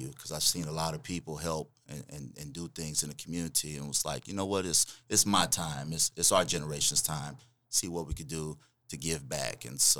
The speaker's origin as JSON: {"language": "English", "town": "Spencer", "region": "Oklahoma", "country": "United States", "tie": "born or raised there", "said": "Born and raised in Spencer, Spencer alumni, Star Spencer alumni, high school graduate in 1997"}